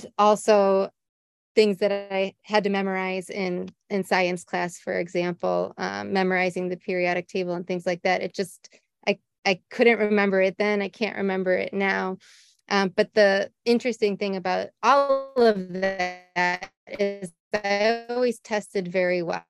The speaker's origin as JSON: {"language": "English", "town": "Cleveland", "region": "Ohio", "country": "United States", "tie": "born or raised there", "moved": "yes", "said": "I grew up in Ohio, USA, mm-hmm. right outside of the city of Cleveland"}